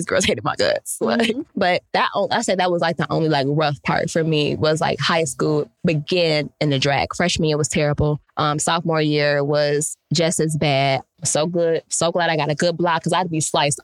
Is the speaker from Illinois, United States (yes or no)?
yes; Chicago, Illinois, United States; also born or lived in Calumet City, Illinois; We moved from Chicago to Calumet City mm-hmm. when I was, when I got to high school.